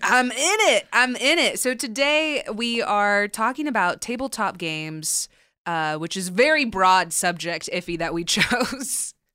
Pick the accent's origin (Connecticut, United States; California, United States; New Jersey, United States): California, United States; Southern; I grew up in Southern California.